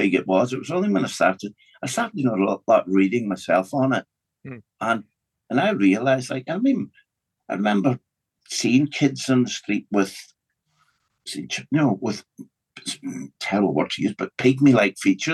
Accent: Glasgow, Scotland, United Kingdom; now in Donegal, Ireland; I was born in Scotland, in Glasgow, in a very working class environment.

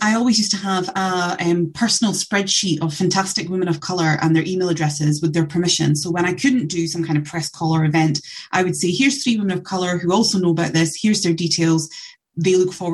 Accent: Scotland, United Kingdom; I'm born and bred in Scotland

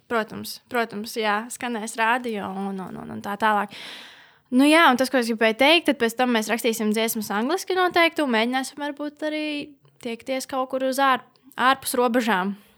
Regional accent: Latvia; Esmu dzimusi Latvijā

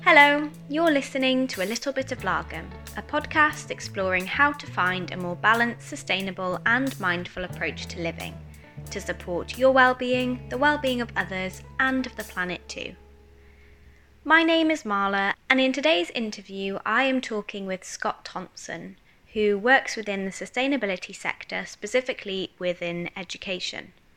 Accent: Wales, United Kingdom; because I grew up in Wales, um, in quite a rural part of Wales

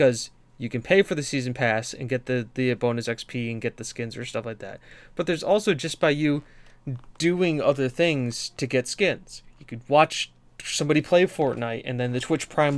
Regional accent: United States; I'm American

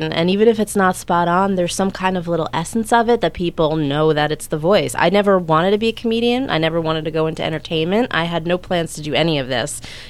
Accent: Bloomfield, New Jersey, United States; moved away as an adult; also born or lived in Montclair / New York; now in Los Angeles, United States; Born and raised in Bloomfield. I lived in Montclair for a little while, and then I lived in New York for about a year and a half.

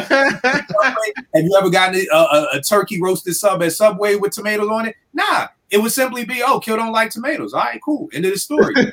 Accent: Philadelphia, Pennsylvania, United States; growing up in Philly

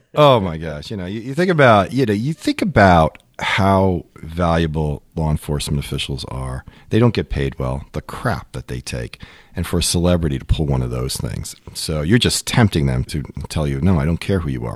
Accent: Long Island, New York, United States; as a kid, I grew up in Long Island

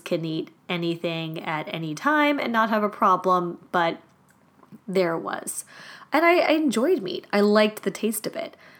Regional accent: Germany; moved away; also born or lived in Madrid, Spain; Growing up in Germany meant that meat and potatoes was a basic foundation for most of my meals

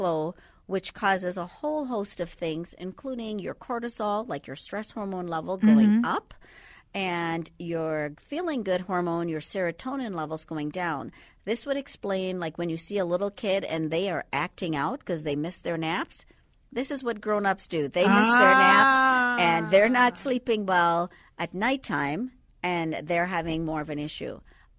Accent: Andros, Bahamas

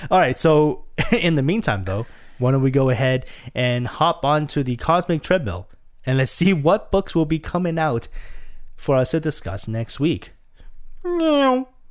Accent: Canada; we're Canadian

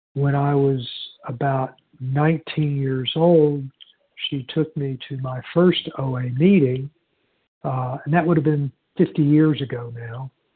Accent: Houston, Texas, United States; I was born in in Houston

